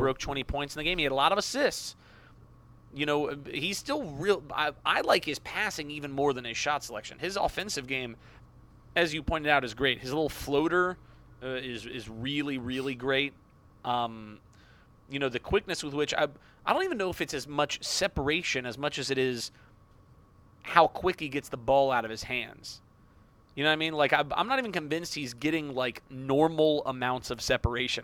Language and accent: English; Jacksonville, Florida, United States; my hometown of Jacksonville, Florida